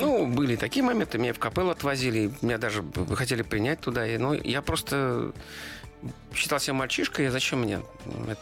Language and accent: Russian; Saint Petersburg, Russia; now in Moscow Oblast, Russia; Я как бы питерский, но ленинградец все равно. Я вот вырос как-то, вот все мое сознание угу. сформировалось под городом, который назывался Ленинград.